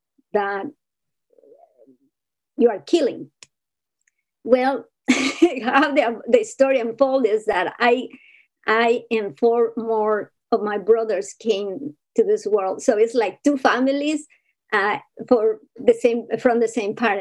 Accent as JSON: {"language": "English", "country": "Ecuador", "moved": "yes", "said": "I come from Ecuador, from a huge family of 12 siblings."}